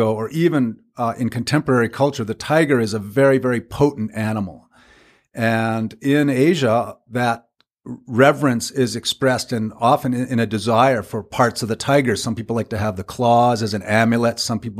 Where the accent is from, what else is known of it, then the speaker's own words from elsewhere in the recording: Cambridge, Massachusetts, United States; now in Vancouver, Canada; I'm a journalist and author based now in Vancouver, British Columbia, but born and raised in Cambridge, Massachusetts, and I think that's where I learned my love of good writing